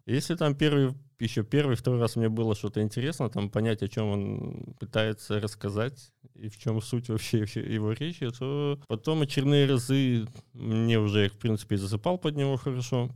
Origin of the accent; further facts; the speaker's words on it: Izmail district, Odesa Oblast, Ukraine; я сам из Измаильского района